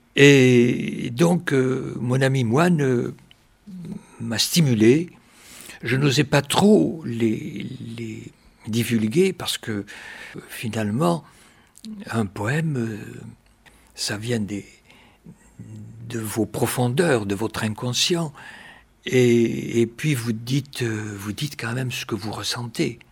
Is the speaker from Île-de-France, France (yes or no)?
no; Malaussanne, Nouvelle-Aquitaine, France; mon village natal.